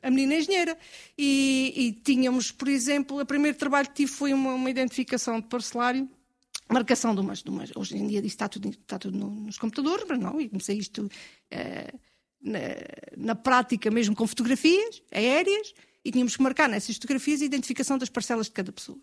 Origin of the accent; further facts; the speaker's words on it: Castelo de Vide and Marvão, Alentejo, Portugal; Eu conhecia os meus, da região de Castelvido e Marvão, que é onde cresci